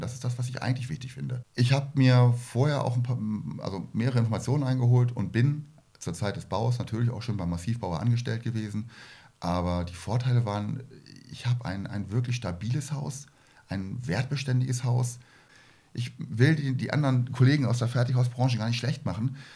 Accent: Germany; ich komme aus der Nähe von Hamburg

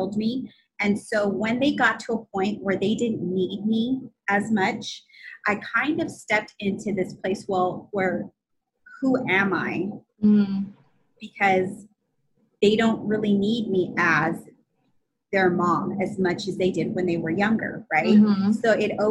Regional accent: California, United States; I'm from California

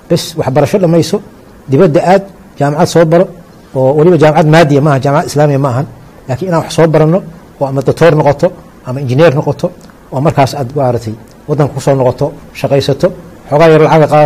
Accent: Galkayo, Mudug, Somalia; waxaan kusoo koray gaalkacyo yaraantaydii

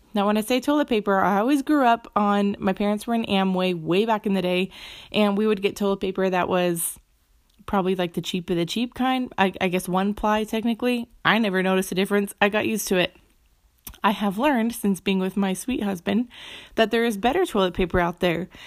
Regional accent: Phoenix, Arizona, United States; I'm from Phoenix

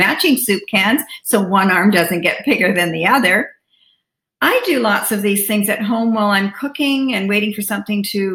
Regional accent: Canada; As a Canadian, we kind of start in October, as that's when our Thanksgiving is

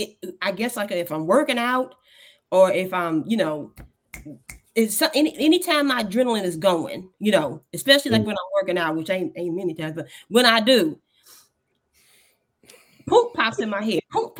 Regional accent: Kansas City, Kansas, United States; moved away as an adult; now in Missouri, United States; I live in Missouri now, but I'm from Kansas City, Kansas. I'm from Wyandotte County.

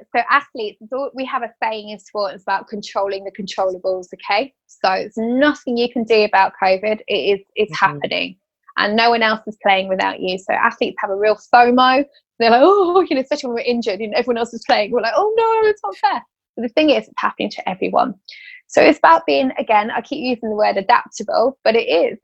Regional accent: Bedford, East of England, United Kingdom; I'm from Bedford

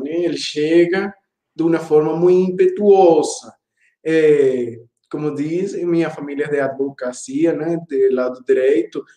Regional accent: Caracas, Capital District, Venezuela; Portuguese is a second language; moved away as an adult; also born or lived in Ecuador; now in Campina Grande, Brazil; eu nasci na capital, Caracas

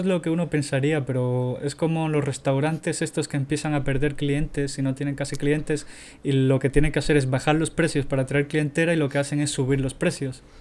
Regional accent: Tenerife, Canary Islands, Spain; tenía 12 años cuando tenía eso. Tenía una compañía que se llamaba Guanadu en Tenerife

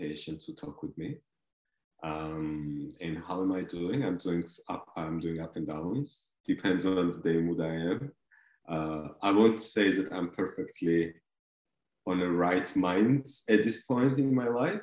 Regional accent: Georgia; English is a second language; also born or lived in Belgium; now in Germany; originally I come from Georgia. I was born and grown up on a countryside, a little bit far away from the capital of Georgia, Tbilisi.

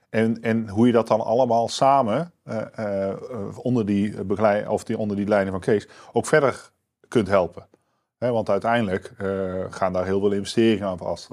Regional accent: Netherlands; wij zijn als Nederlanders

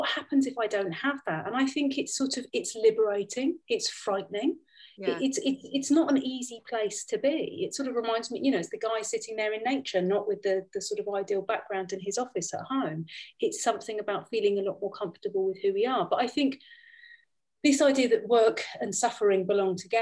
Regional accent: London, United Kingdom; moved away as an adult; now in Austria; I come from a really mixed heritage, and I grew up in London

